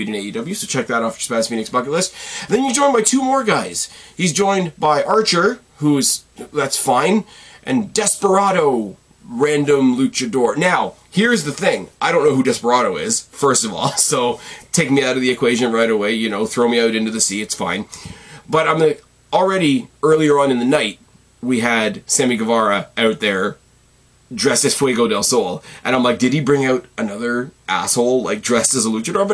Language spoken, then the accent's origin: English; Canada; as a Canadian